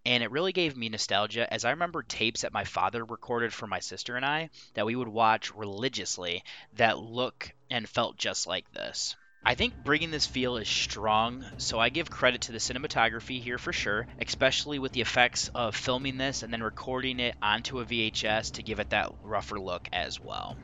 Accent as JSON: {"language": "English", "country": "United States", "said": "I'm an American and living in a capitalist society"}